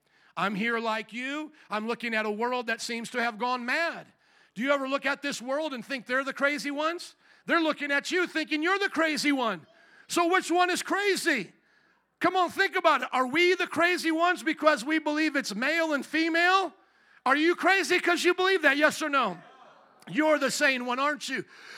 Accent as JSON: {"language": "English", "country": "United States", "said": "I take pride here in being an American, though I've only been here with my people for a little bit less than a century. They came in the early 1900s fleeing Europe"}